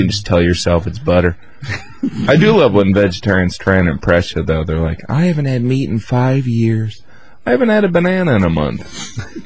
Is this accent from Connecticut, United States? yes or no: no; Indiana, United States; moved away as an adult; now in New York, United States; I'm from Indiana